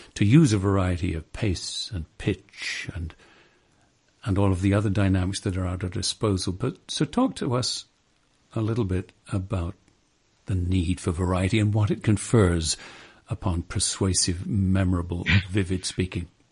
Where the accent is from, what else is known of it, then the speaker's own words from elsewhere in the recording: England, United Kingdom; growing up in England